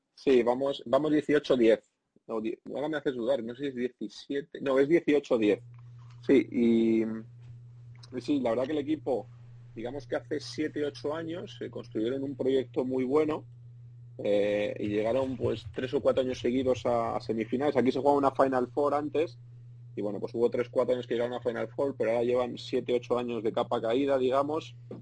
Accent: Spain; moved away as an adult; la gente que somos del sur de Europa, eh, los españoles

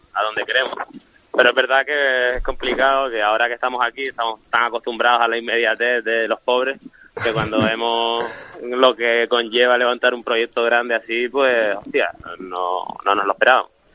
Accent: Las Palmas de Gran Canaria, Canary Islands, Spain; moved away as an adult; also born or lived in Seville; yo soy de Las Palmas y estaba aquí viviendo en Sevilla

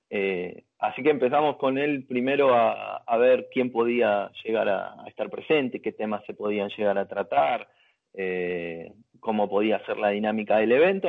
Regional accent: Argentina; somos argentinos

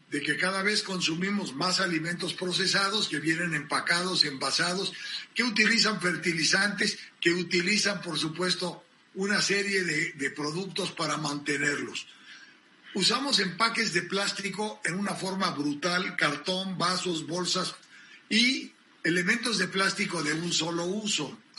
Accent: United States; porque yo soy norteamericano

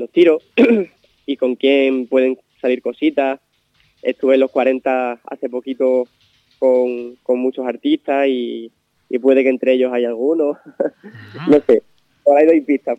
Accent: Miajadas, Extremadura, Spain; hacer algo en mi pueblo

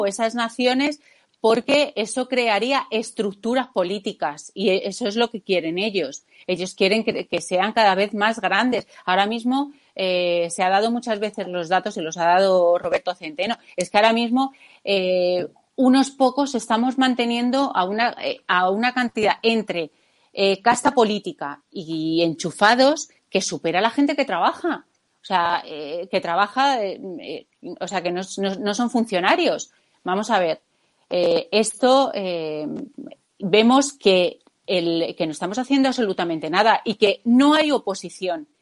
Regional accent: Spain; aquí, como los españoles

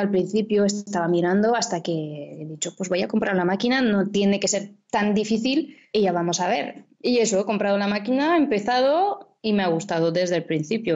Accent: France; accent: French; Spanish is a second language; now in Valencia, Spain; como lo podéis oír por el nombre y el acento, soy francesa, vivo aquí en, España, en Valencia

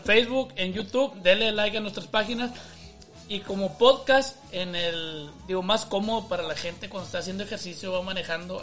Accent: Monterrey, Nuevo León, Mexico; yo soy de Monterrey, güey, pero de sangre alemana, compadre

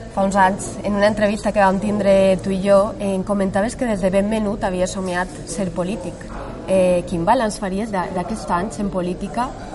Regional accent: Valencian Community, Spain; com a valenciana que sóc

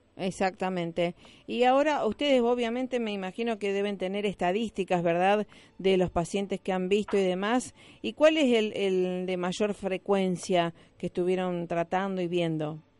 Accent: Argentina; como argentinos

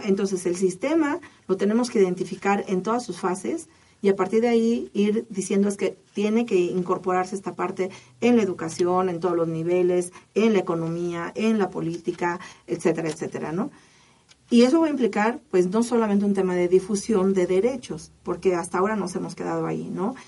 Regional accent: Mexico; todos somos mexicanos

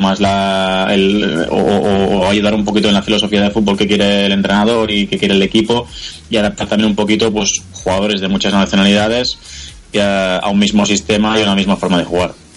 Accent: Spain; moved away as an adult; now in Kolkata, India; somos seis españoles

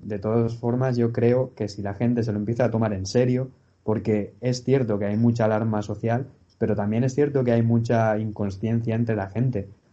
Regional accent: Valencia, Valencian Community, Spain; soy de Valencia

